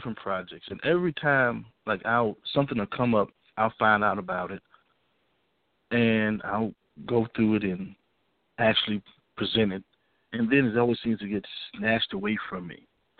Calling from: Richmond, Virginia, United States; from Richmond.

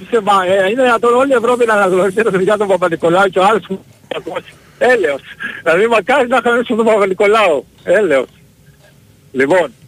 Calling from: Germany; από Γερμανία.

